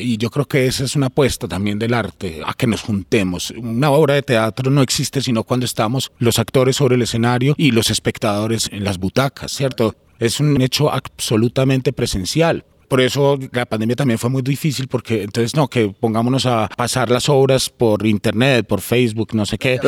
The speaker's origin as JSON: {"language": "Spanish", "town": "Medellín", "region": "Antioquia", "country": "Colombia", "also_born_or_lived": "Bogotá", "moved": "as an adult", "said": "soy de aquí de Medellín"}